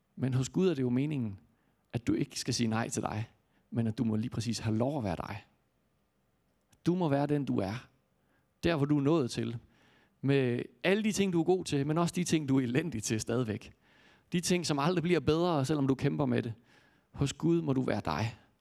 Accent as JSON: {"language": "Danish", "region": "Jutland", "country": "Denmark", "said": "jeg kommer fra Jylland"}